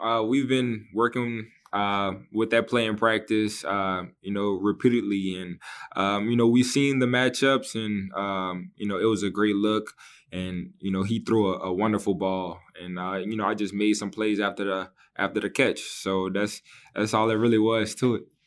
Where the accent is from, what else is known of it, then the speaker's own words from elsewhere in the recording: New Orleans, Louisiana, United States; my hometown in, uh, in New Orleans